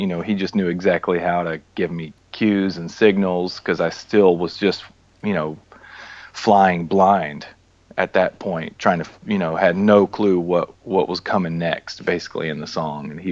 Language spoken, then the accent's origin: English; Atlanta, Georgia, United States; moved away as an adult; also born or lived in California; now in Nashville, United States; that's where I'm born and raised in Atlanta.